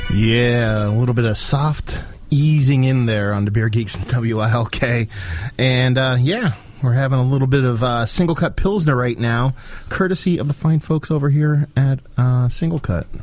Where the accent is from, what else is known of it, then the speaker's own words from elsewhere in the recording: northeastern Pennsylvania, United States; also born or lived in New Jersey; I grew up in northeastern PA, so I'm, I'm pretty much dead center between New York and Philly